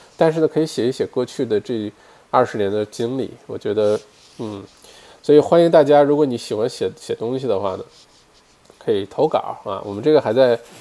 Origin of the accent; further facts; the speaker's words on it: Northeast China, China; now in Australia; 我们这一代八零后，对吧，小的时候在国内长大